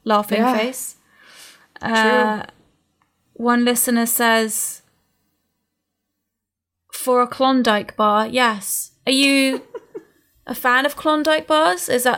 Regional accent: England, United Kingdom; moved away; also born or lived in United States; I'm English, and we've both spent a lot of time in both places.

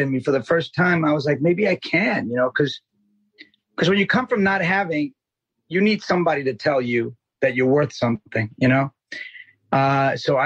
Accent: New York City, New York, United States; also born or lived in Colombia; I was born in Colombia. Half Puerto Rican, half Colombian. I grew up in Jackson Heights, Queens

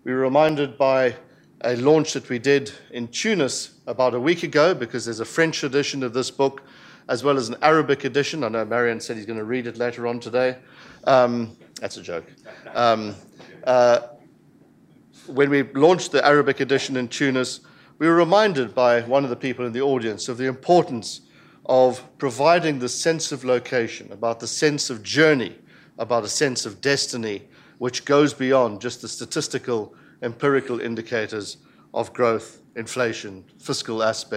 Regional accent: South Africa; I speak very much as a South African

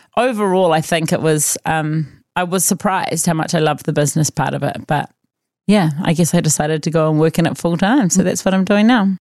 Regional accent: Auckland, New Zealand; also born or lived in Otago; I grew up in Auckland

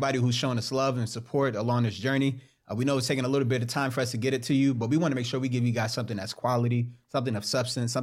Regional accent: New York, United States; We're from New York.

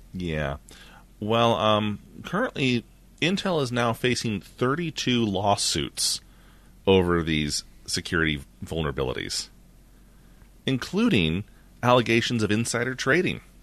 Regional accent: United States; I'm American.

